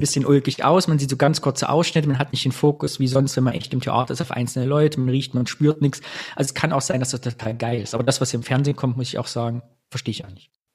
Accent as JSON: {"language": "German", "area": "Kyffhäuser", "region": "Thuringia", "country": "Germany", "said": "ich komme ja aus dem Püffhäuser"}